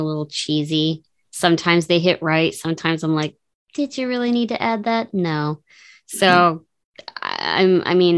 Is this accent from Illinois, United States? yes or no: yes; Chicago, Illinois, United States; people I grew up with in Chicago